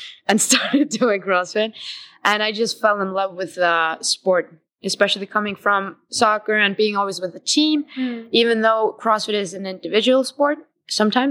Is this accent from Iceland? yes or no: yes; Iceland; I'm from Iceland.